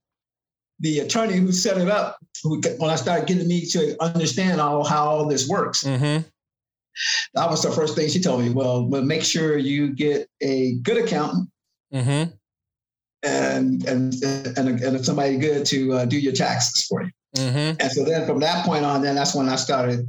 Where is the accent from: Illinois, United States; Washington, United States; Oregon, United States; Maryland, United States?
Illinois, United States; Chicago; now in Sacramento, United States; where I'm from, that's all the way back from Chicago